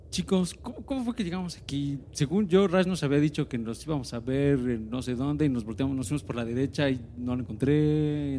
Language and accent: Spanish; Mexico; nosotros que venimos de México